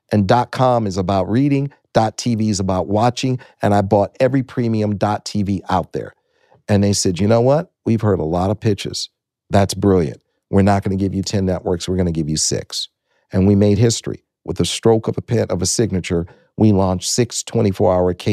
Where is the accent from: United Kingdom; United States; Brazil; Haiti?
United States; Detroit, Michigan; I'm originally from Detroit, Michigan. And I said, My dad worked at Ford Motor Company, my granddaddy worked at Great Lakes Steel.